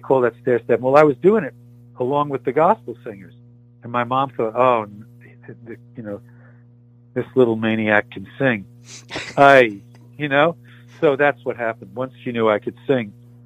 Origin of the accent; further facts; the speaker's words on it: New York City, New York, United States; Growing up in New York City, we only got, you know, they only played a song on WMCA or WABC